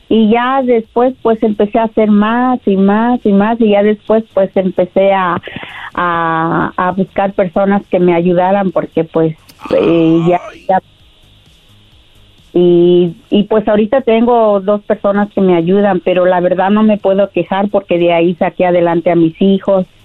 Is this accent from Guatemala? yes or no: no; Puebla, Mexico; De la Sierra de Puebla.